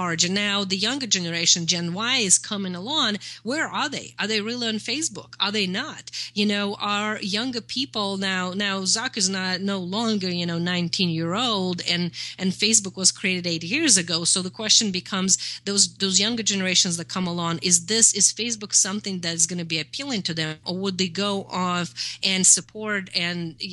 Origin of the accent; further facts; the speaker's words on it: Russia; moved away; I'm from Russia. I know how the mentality works. I grew up in the USSR.